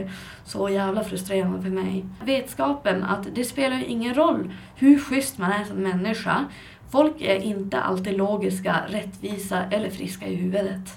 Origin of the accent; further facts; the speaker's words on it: Skellefteå, Västerbotten County, Sweden; jag hamnade tillbaka i min hemstad Skellefteå